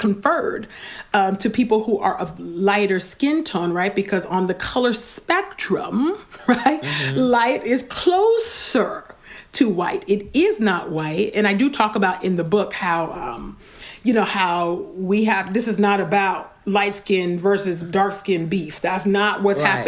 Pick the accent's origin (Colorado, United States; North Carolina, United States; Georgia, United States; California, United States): California, United States; a dark-skinned Black girl born and raised in California